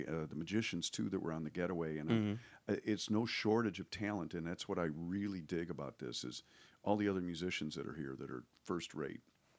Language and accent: English; Ireland; So we're Irish, so, you know, we're used to oppression.